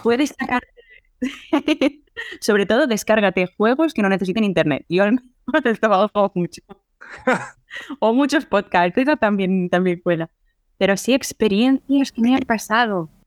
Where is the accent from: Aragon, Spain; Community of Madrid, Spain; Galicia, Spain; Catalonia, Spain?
Catalonia, Spain; Barcelona; yo soy de Barcelona